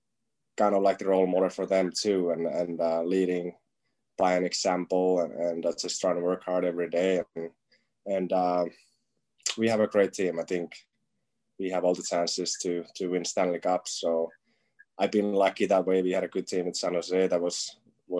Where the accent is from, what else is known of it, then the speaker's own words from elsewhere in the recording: Finland; now in United States; I'm from Finland, and I'm used to playing outside when it's freezing